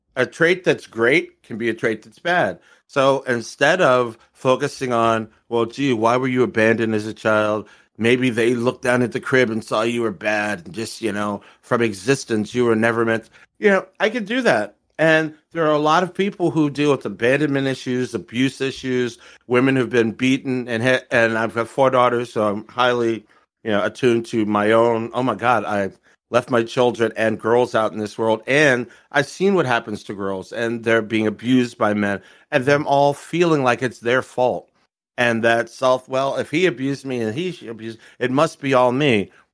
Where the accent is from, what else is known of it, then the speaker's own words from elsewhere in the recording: Maryland, United States; I'm from Maryland